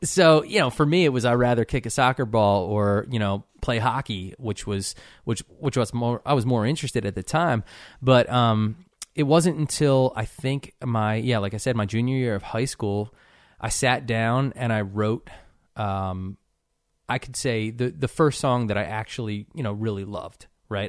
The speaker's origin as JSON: {"language": "English", "town": "Cherry Hill", "region": "New Jersey", "country": "United States", "tie": "born or raised there", "moved": "yes", "lives_now": "Nashville, United States", "said": "I grew up in, uh, Cherry Hill, New Jersey"}